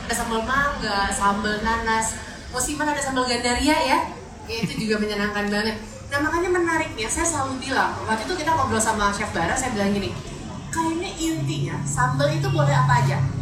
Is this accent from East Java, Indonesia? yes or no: no; Jakarta, Indonesia; also born or lived in Manado; Saya sendiri asalnya dari Manado, jadi saya suka banget sambal roa. Tapi saya besarnya di Jakarta